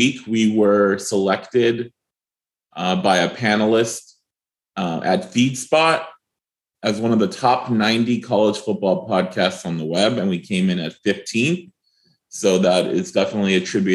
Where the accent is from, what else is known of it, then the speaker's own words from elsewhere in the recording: Glendale, California, United States; I grew up in Glendale and went to Crescenta Valley High School